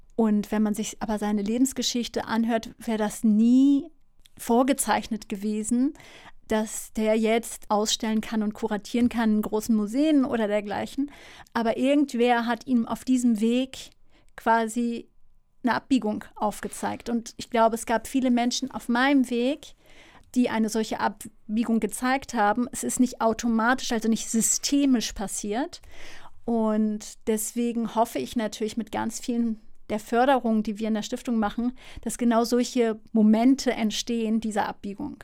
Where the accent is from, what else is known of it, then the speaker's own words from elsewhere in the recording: Hamburg, Germany; moved away; also born or lived in Lille, France / Münster / Netherlands; nach Harburg oder Neugraben, ähm, Hamburg Süd quasi, wo ich aufgewachsen bin